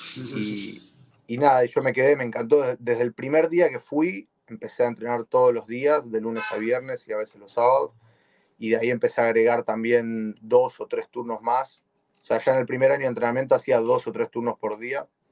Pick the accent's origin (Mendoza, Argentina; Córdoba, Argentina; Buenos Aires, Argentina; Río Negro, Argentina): Buenos Aires, Argentina; moved away as an adult; now in United States; soy de Buenos Aires, Argentina